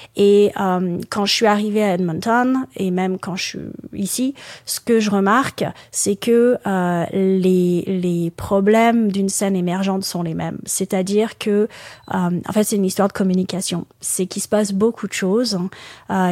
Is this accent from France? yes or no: yes; France; moved away as an adult; also born or lived in Qatar / Dubai / Alberta; now in Aylmer, Canada; je viens de France, mais j'ai vécu j'ai vécu à l'étranger pendant une bonne dizaine d'années avant de avant d'arriver au Canada en 2017.